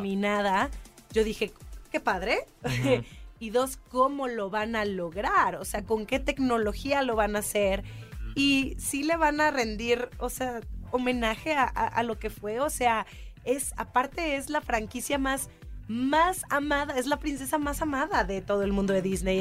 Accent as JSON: {"language": "Spanish", "town": "Monterrey", "region": "Nuevo León", "country": "Mexico", "tie": "born or raised there", "moved": "yes", "said": "yo, yo nací en Monterrey"}